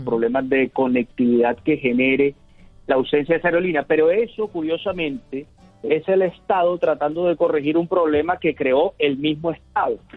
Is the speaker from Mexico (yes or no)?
no; Barranquilla, Atlántico, Colombia; como barranquillero la quiero mucho porque es una aerolínea que nace en esta ciudad